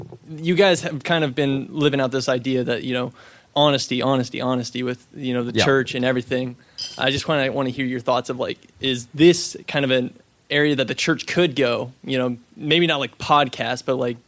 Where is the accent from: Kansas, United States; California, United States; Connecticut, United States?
California, United States; now in Winter Park, United States; I'm a full sales student here in Winter Park. I'm also from California.